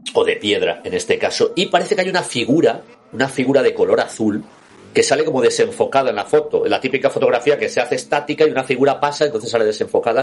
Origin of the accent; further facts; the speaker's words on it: Scotland, United Kingdom; siendo escocés